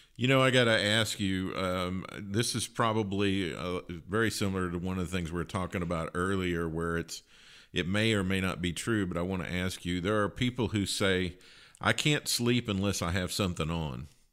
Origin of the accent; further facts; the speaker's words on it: Kentucky, United States; moved away; I grew up in Kentucky